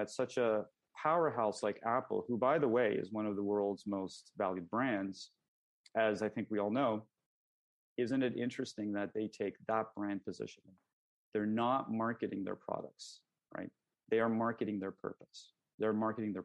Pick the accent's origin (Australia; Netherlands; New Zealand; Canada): Canada; I'm Canadian